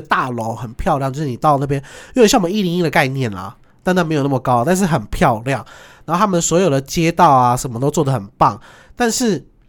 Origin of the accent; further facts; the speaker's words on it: Taiwan; 我是台湾来的